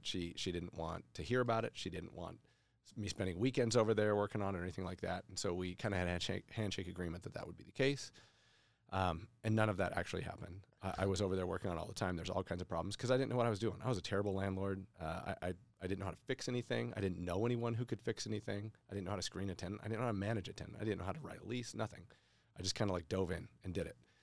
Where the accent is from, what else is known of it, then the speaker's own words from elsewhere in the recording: Boise, Idaho, United States; I'm a local guy. I grew up in Boise